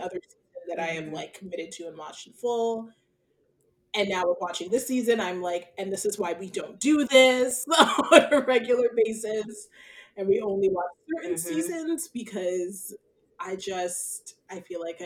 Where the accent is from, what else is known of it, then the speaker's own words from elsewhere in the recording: Haddonfield, New Jersey, United States; he's from my hometown